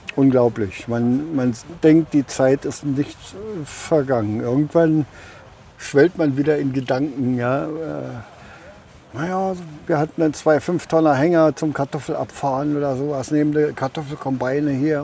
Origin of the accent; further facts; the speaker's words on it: Mark Brandenburg, Germany; Bei uns, wo ich herkomme, ist ein Sumpfgebiet in der Mark Brandenburg